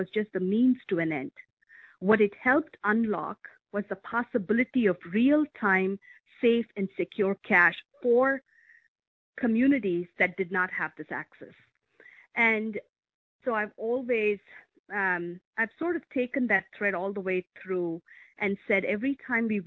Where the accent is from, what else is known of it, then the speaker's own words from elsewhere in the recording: India; also born or lived in Europe; now in Medina, United States; I grew up in India just as India was discovering its information technology revolution